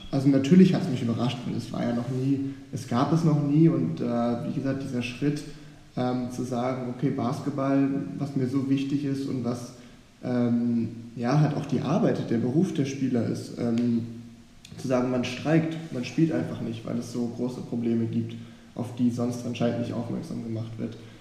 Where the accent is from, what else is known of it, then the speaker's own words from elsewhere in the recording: Hamburg, Germany; bin in Hamburg aufgewachsen, in einer guten Gegend